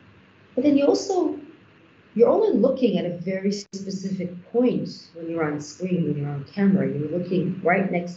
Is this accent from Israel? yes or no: yes; Israel; moved away as an adult; now in Nigeria; I come from Israel, so I also have that industry to look at.